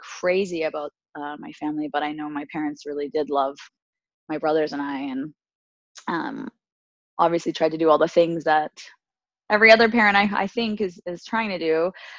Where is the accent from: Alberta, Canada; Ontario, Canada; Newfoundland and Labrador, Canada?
Alberta, Canada; I'm Canadian. I was born and raised in Alberta, Canada, and my family comes from Tunisia, North Africa